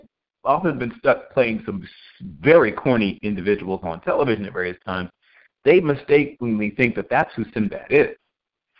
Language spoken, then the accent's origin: English; Virginia Beach, Virginia, United States; also born or lived in Norfolk, Virginia; my hometown of Virginia Beach